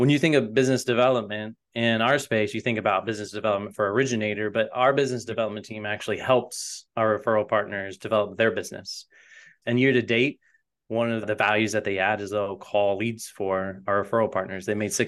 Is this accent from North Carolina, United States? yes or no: yes; Raleigh, North Carolina, United States; moved away as an adult; also born or lived in Wilmington; now in Nashville, United States; I'm originally from North Carolina, was born in Wilmington, raised in Raleigh, and I came to Nashville about 10 or 15 years ago now, chasing music.